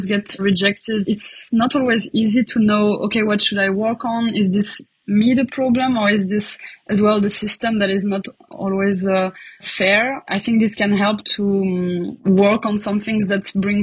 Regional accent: France; now in Leuven, Belgium; I'm from France originally

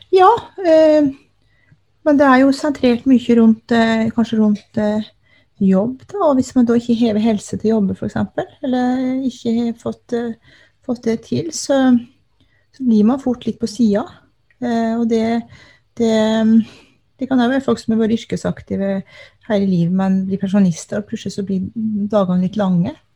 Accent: Telemark, Norway; now in Alta, Norway; jeg er eh, opprinnelig fra Telemark, men har bodd her i Alta i over 20 år.

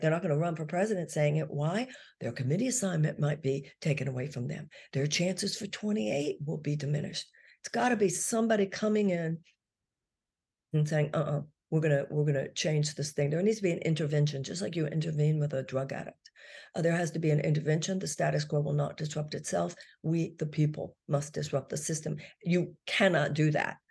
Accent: Texas, United States; I grew up in Texas

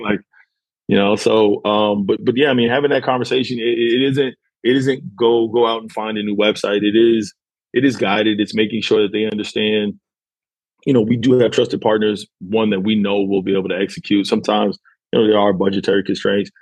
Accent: New York, United States; now in Houston, United States; I'm originally from New York

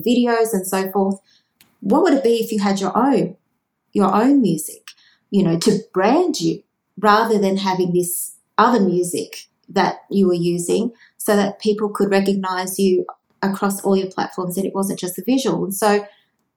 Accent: Australia; I grew up with jingles in Australia

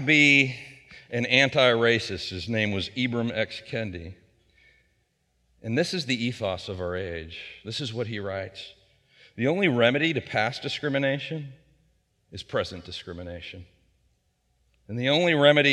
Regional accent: Wheeling, West Virginia, United States; I grew up in Elm Grove out on Big Wheeling Creek out over the Marshall County line.

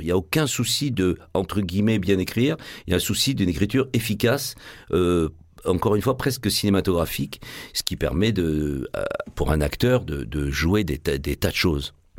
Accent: Marseille, Provence-Alpes-Côte d'Azur, France; accent: Marseillais; moved away as an adult; also born or lived in Paris; je suis marseillais. Moi, je suis né au Chartreux, euh, pas loin d'ici. J'ai passé une grande partie de mon enfance à Saint-Louis, dans ce qu'on appelle aujourd'hui les quartiers nord.

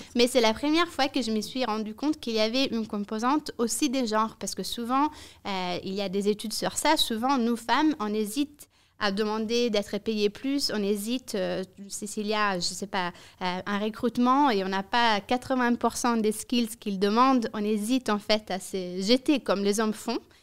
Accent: Italy; French is a second language; now in Brussels, Belgium; je suis rentrée en Italie. Je suis italienne à la base. Euh, je n'avais jamais travaillé en Italie

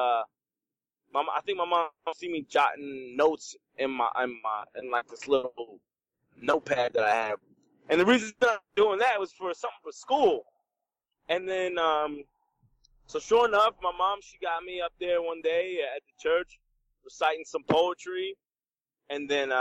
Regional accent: Trenton, New Jersey, United States; I grew up in Trenton, New Jersey

